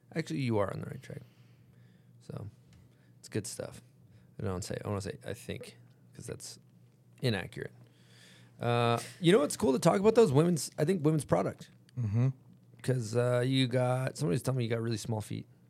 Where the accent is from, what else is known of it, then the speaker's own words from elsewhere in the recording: United States; where we're from America